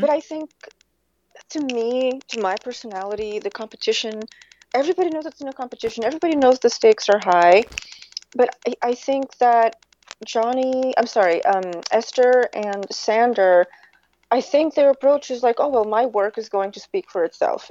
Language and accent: English; Portugal; moved away; I grew up in Portugal.